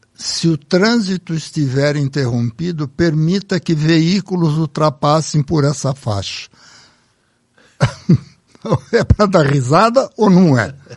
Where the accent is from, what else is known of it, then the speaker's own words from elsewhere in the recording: Brazil; Eu pensei como brasileiro